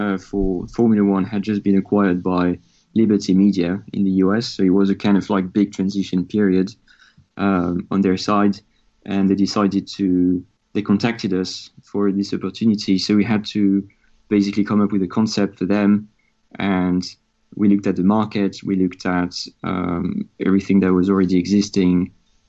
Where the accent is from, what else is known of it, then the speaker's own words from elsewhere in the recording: France; accent: French; English is a second language; moved away; I'm French, as you can hear from my accent